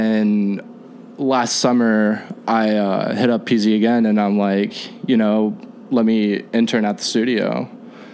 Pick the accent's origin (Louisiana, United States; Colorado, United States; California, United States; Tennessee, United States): California, United States; Sacramento; moved away as an adult; now in Chicago, United States; I'm from Sacramento originally